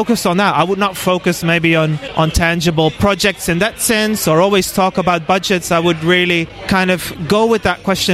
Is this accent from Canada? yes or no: no; Netherlands; moved away as an adult; now in Auckland, New Zealand; Originally from the Netherlands